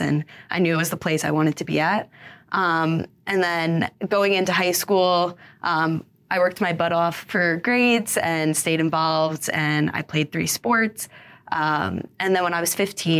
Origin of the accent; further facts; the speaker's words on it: Long Island, New York, United States; I'm originally from Long Island, New York. I grew up there.